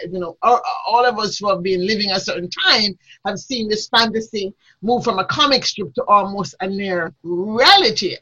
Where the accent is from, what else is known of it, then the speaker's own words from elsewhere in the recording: Jamaica; I grew up in a time in Jamaica when there was a lot of social change.